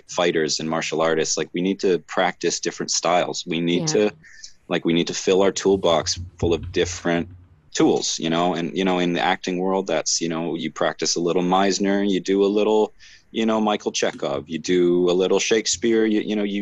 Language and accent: English; Canada; even being a Canadian